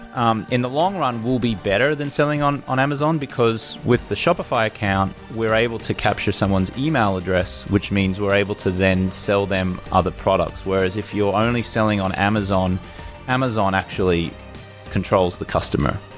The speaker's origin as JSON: {"language": "English", "country": "Australia", "moved": "yes", "said": "as an Australian in this country"}